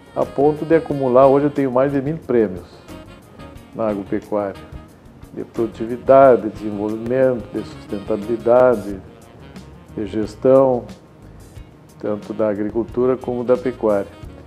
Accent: Rio Grande do Sul, Brazil; accent: fronteiriço; also born or lived in Cachoeira do Sul / Santana do Livramento / Porto Alegre / Santa Maria; Então eu me considero fronteiriço, eu me criei na fronteira. Né? O sotaque é fronteiriço

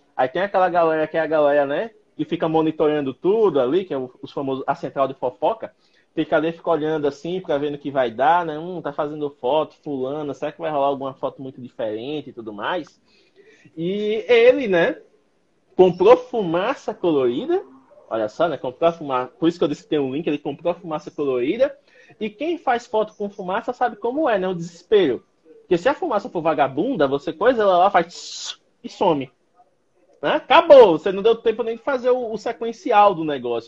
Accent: Penedo, Alagoas, Brazil; eu sou de Penedo, Alagoas. Penedo é uma cidade muito abençoada, porque temos aqui prédios históricos lindíssimos

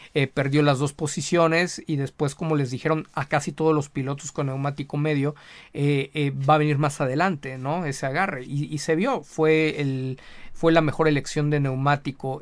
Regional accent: Mexico; como mexicano, como latinoamericano

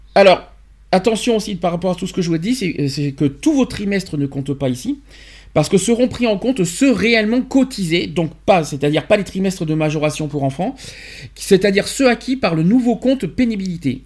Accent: France; chez nous en France

